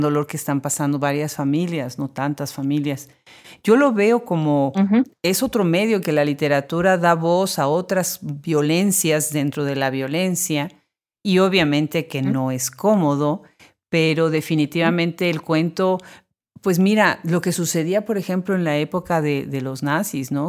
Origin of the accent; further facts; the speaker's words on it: Puebla, Mexico; Puebla, la ciudad de donde yo soy originaria